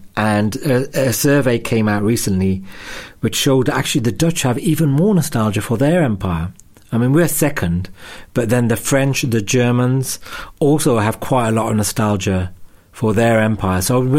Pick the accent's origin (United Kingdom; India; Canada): United Kingdom; Wolverhampton, West Midlands; also born or lived in United States; now in London, United Kingdom; I probably call myself British Sikh, but I spend more of my time nowadays trying to make clear I'm from Wolverhampton rather than London, because I feel really drawn to the Midlands.